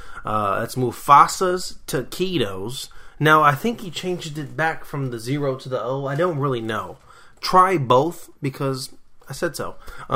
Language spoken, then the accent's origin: English; South Dakota, United States; I'm from South Dakota. You can't find me.